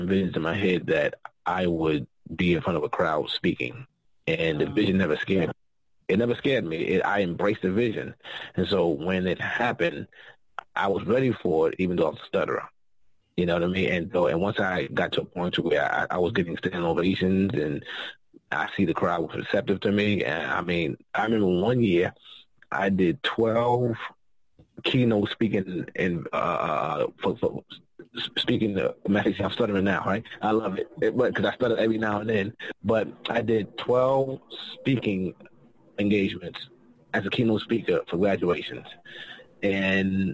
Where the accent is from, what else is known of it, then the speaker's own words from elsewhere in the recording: New York, United States; I talk fast. I'm from New York